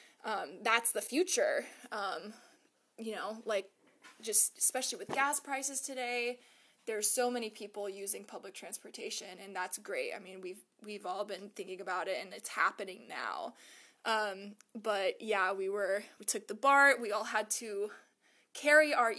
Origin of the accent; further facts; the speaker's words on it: Ramona, California, United States; also born or lived in Boulder, Colorado / San Diego, California; I'm a San Diego native. I grew up in Ramona, California